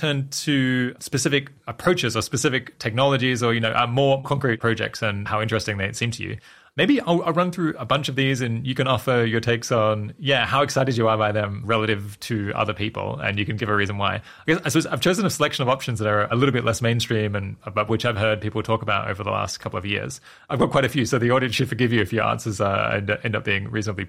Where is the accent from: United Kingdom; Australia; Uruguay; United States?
Australia; This is making me think about when I was growing up in Australia and hearing a lot about climate change.